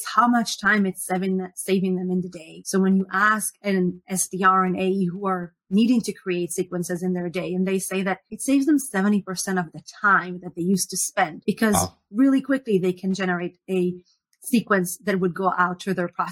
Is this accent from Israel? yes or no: yes; Israel; moved away as an adult; now in Seattle, United States; I was born and raised in Israel